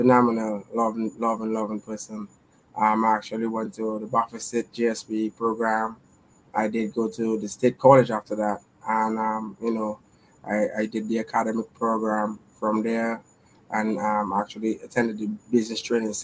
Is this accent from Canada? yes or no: no; Roseau, Saint George, Dominica; moved away as an adult; now in United States; I am from Roseau, Kings Hill, Dominica. I was actually raised, in the city as a young man growing up